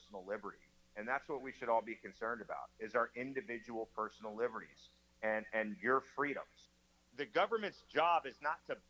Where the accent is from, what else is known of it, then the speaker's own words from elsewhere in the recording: United States; as an American